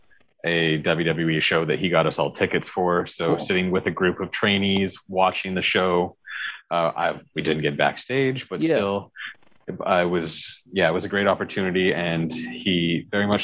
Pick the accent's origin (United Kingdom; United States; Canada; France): Canada; Victoria, British Columbia; moved away as an adult; also born or lived in Calgary, Alberta; I grew up in Victoria, British Columbia, on Vancouver Island